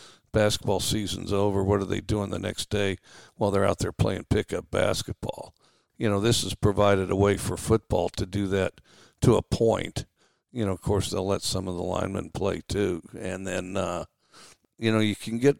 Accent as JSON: {"language": "English", "region": "Wyoming", "country": "United States", "tie": "born or raised there", "also_born_or_lived": "Valdosta, Georgia / Daphne, Alabama", "moved": "yes", "lives_now": "Starkville, United States", "said": "I grew up in Wyoming"}